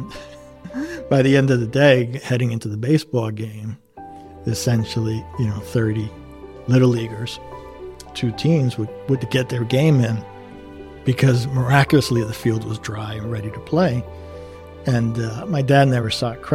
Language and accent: English; Elizabeth, New Jersey, United States; it was my hometown and it's literally around the corner